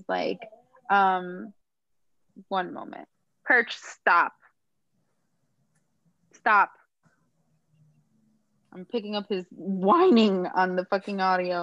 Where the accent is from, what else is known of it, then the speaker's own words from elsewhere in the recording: Miami, Florida, United States; growing up in Miami